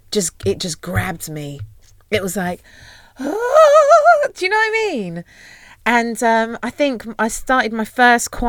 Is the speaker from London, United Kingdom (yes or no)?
yes; London, United Kingdom; I am like Peckham, Peckham. born and raised